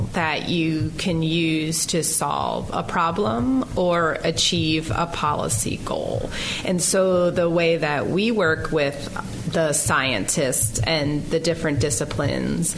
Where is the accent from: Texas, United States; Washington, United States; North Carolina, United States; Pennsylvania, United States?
Pennsylvania, United States; moved away as an adult; now in Oxford, United States; I grew up in Pennsylvania